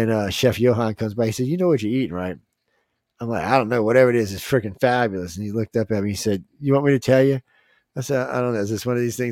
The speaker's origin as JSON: {"language": "English", "region": "Louisiana", "country": "United States", "said": "I'm from Louisiana"}